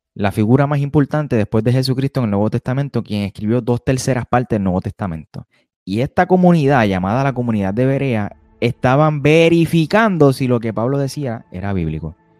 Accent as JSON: {"language": "Spanish", "country": "Puerto Rico", "said": "soy de Puerto Rico, residente"}